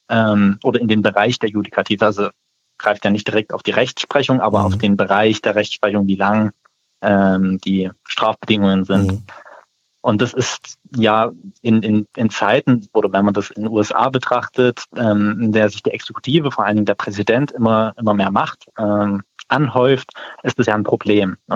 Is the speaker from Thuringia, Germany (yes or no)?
no; Saxony, Germany; das war letztes Jahr in Sachsen so, das habe ich mitbekommen, wo ich herkomme